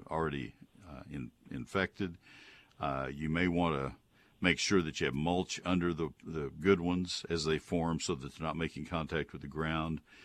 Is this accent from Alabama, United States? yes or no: no; San Antonio, Texas, United States; San Antonio is where I was born